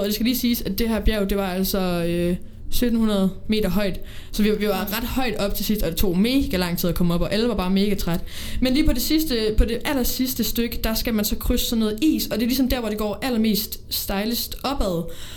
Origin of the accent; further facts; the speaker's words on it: Odense, Southern Denmark, Denmark; lilleskolen i Odense. Jeg kommer fra Odense